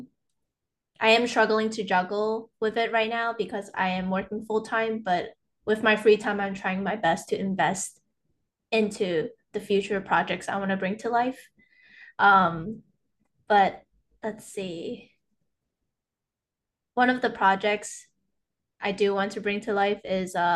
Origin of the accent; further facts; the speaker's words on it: New York City, New York, United States; also born or lived in Ipoh, Malaysia; I was raised in New York City. I mean, I was born in Malaysia, but I came to the States when I was like 5 years old